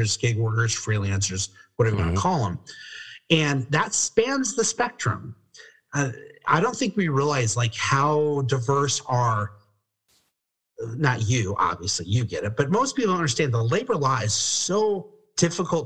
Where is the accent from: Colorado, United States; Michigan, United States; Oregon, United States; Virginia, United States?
Colorado, United States; now in California, United States; I'm actually originally from Colorado